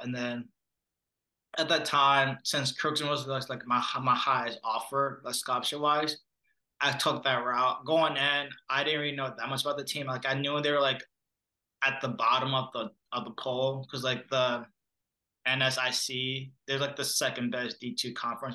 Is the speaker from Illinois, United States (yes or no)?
no; Minneapolis, Minnesota, United States; also born or lived in Monrovia, Liberia / Brooklyn Park, Minnesota; I grew up in the Minneapolis area. And then in third or fourth grade, my family and I moved to Brooklyn Park, which is where we currently still live